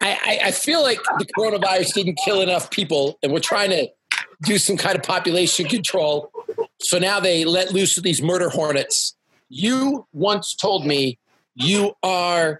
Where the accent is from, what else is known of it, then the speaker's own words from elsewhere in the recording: Canada; now in Salt Lake City, United States; I'm a Canadian. I live in Salt Lake City